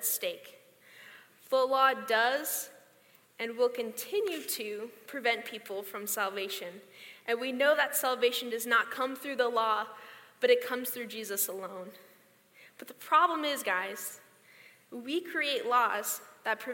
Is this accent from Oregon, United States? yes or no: yes; Grants Pass, Oregon, United States; moved away as an adult; now in Boise, United States; I was born and raised in Grants Pass, Oregon